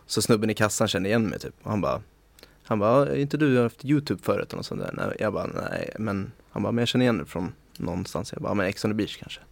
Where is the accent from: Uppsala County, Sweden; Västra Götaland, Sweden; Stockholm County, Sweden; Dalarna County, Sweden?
Stockholm County, Sweden; Stockholm; moved away as an adult; also born or lived in Oslo, Norway / Magaluf, Mallorca, Spain; som jag är född och uppvuxen i, Stockholm